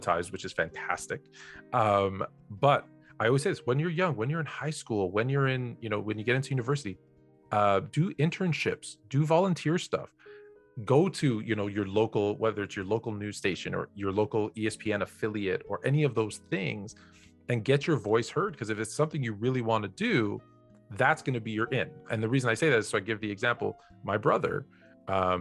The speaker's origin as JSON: {"language": "English", "town": "Toronto", "region": "Ontario", "country": "Canada", "tie": "born or raised there", "said": "my hometown"}